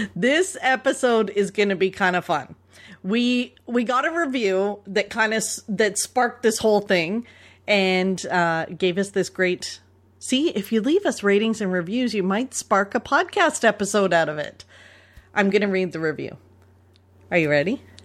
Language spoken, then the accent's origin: English; Toronto, Ontario, Canada; accent: Canadian; So I was born and raised in Toronto, Ontario, and I live probably a ten-minute drive from the hospital I was born